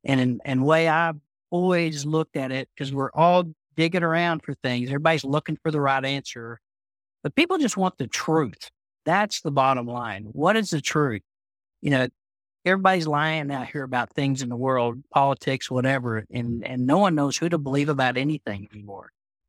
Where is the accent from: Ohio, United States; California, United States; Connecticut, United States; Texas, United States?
Texas, United States; Amarillo; from Amarillo, Texas. So I'm the West Texan of the bunch.